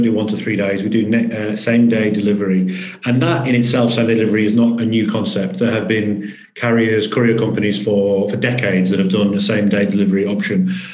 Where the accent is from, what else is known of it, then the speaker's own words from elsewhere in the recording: Manchester, North West England, United Kingdom; moved away as an adult; also born or lived in Sheffield; now in Australia; So originally born and bred in Manchester, large industrial city north of England